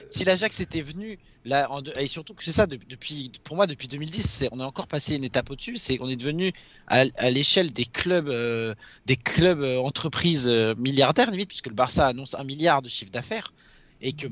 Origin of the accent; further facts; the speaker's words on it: Paris, Île-de-France, France; je suis parisien